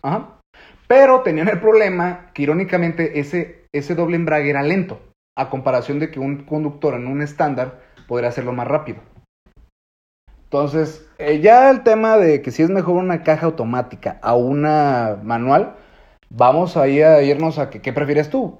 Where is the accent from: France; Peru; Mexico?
Mexico